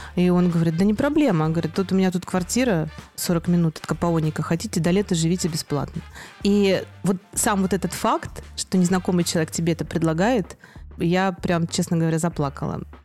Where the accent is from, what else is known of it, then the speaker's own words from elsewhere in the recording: Akademgorodok, Novosibirsk Oblast, Russia; also born or lived in Moscow; now in Novi Sad, Serbia; я вообще родилась в небольшом маленьком городке Академгородок